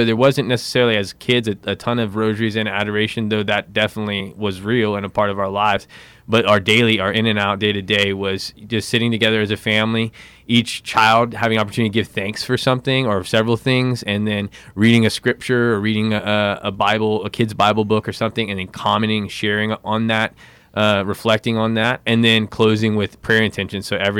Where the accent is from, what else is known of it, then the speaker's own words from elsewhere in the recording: Philippines; born there; I was born in the Philippines.